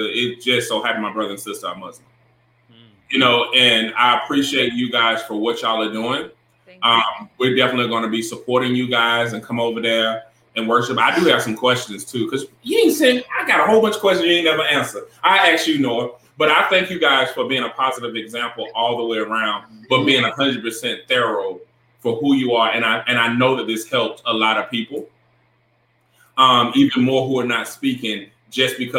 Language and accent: English; Augusta, Georgia, United States; now in North Carolina, United States; I'm from Augusta